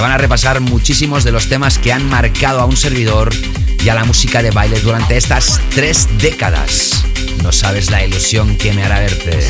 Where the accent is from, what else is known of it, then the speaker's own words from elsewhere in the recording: Barcelona, Catalonia, Spain; la ciudad donde he nacido y crecido, la ciudad de Barcelona